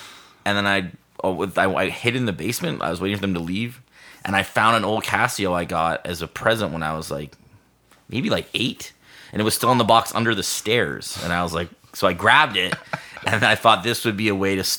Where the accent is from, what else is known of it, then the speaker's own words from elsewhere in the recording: Hamilton, Ontario, Canada; also born or lived in North Bay / Peterborough; I grew up in Hamilton, okay. And then I went to school in North Bay